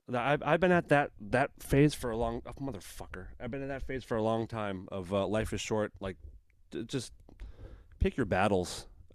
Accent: United States; being an American

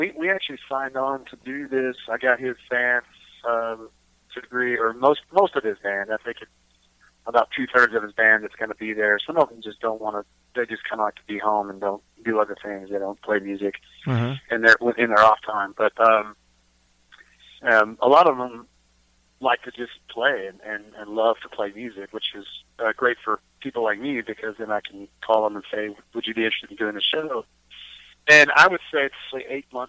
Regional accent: Texas, United States; we are from Texas

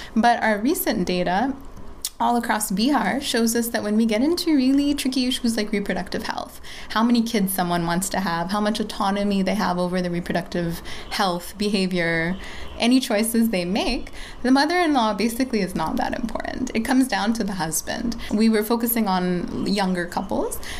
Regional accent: Bangladesh; also born or lived in United States; now in Patna, India; I'm from Bangladesh

